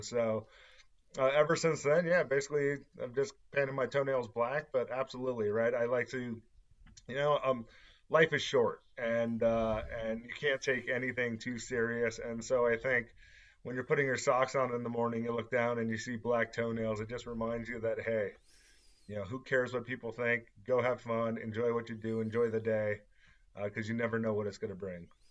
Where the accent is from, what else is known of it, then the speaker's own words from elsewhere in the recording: Southern California, United States; moved away as an adult; now in Las Vegas, United States; Born and raised in Southern California